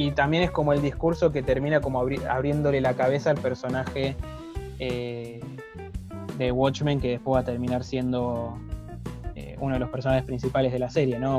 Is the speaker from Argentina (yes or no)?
yes; Argentina; somos blancos y argentinos